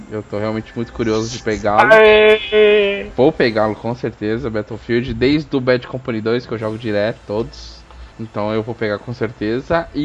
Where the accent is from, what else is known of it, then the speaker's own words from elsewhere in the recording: Brazil; somos brasileiros, porra.